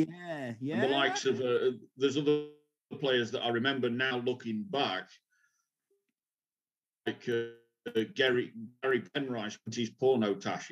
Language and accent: English; London, United Kingdom; I was born in London, so I was surrounded by football.